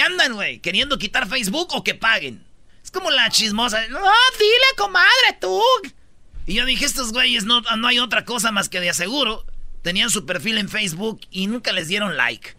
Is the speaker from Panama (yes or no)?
no; Mexico; me gustaría dejar de ser mexicano